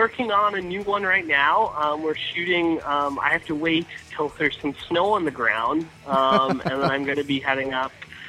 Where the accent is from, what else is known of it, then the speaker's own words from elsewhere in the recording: St. John's, Newfoundland and Labrador, Canada; moved away; when I grew up in St. John's, Newfoundland, which is like a really small province in Canada, pretty close to England, about four or 5 hours away by plane.